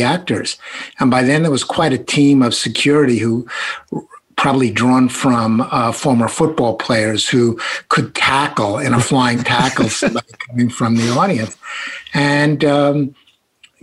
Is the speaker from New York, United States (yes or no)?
yes; New York City, New York, United States; accent: Brooklyn; I'm speaking with a Brooklyn accent. That's genuine